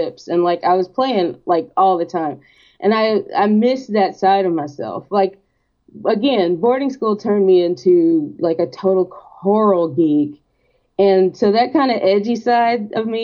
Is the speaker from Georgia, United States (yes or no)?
yes; Athens, Georgia, United States; my hometown in Athens